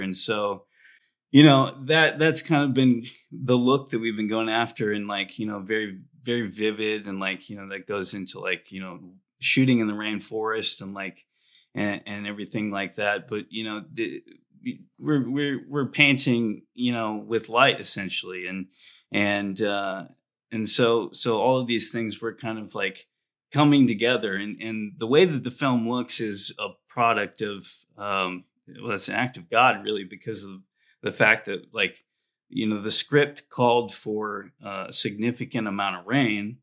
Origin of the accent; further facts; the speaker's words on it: Indiana, United States; I grew up in Indiana